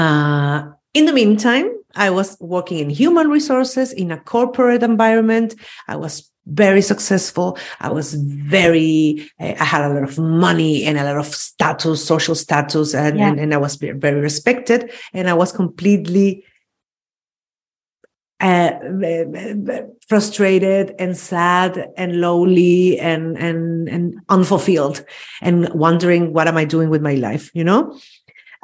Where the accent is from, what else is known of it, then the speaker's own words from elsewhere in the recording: Chile; moved away as an adult; also born or lived in Austria; now in Spain; I was born and raised in Chile